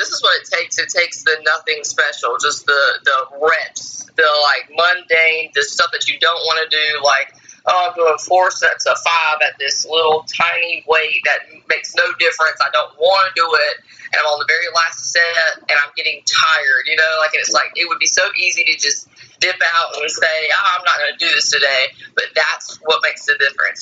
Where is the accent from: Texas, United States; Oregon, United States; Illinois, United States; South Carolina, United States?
South Carolina, United States; I grew up poor in South Carolina